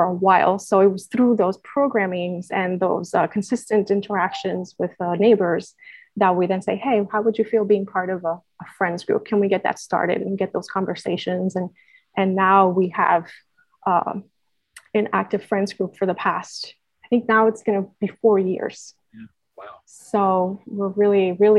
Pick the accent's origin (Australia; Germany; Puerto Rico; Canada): Puerto Rico; moved away; I'm originally born and raised in Puerto Rico